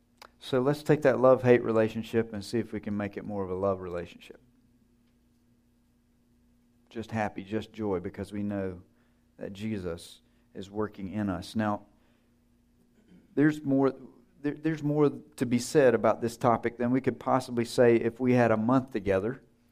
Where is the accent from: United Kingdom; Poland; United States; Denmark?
United States; Georgia; I grew up in North Georgia, small town.